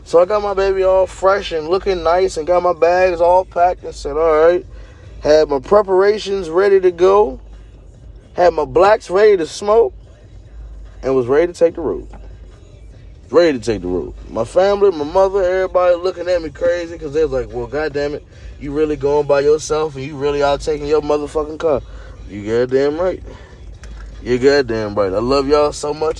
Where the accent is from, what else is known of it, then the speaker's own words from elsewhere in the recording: Fredericksburg, Virginia, United States; I'm so from Fredericksburg